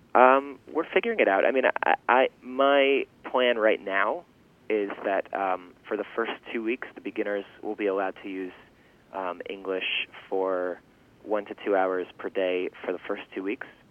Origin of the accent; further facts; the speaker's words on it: New York City, New York, United States; first language Yiddish; English is a second language; I grew up in Washington Heights in northern Manhattan and then also Riverdale in a Yiddish speaking family